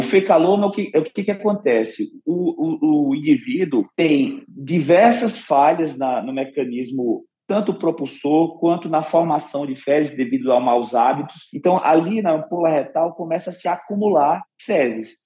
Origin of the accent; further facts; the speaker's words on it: Northeast Region, Brazil; sou nordestino